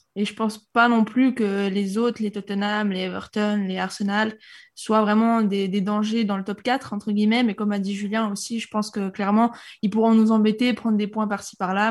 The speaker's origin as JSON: {"language": "French", "country": "Switzerland", "moved": "yes", "lives_now": "Monaco", "said": "Je suis pas monégasque, je suis suisse"}